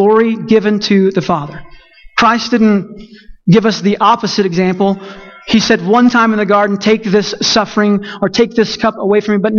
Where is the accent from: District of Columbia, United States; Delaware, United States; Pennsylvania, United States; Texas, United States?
Texas, United States; I'm Texan